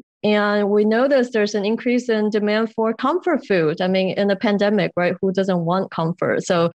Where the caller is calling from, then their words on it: Chicago, Illinois, United States; Today, I'm in my home in Chicago.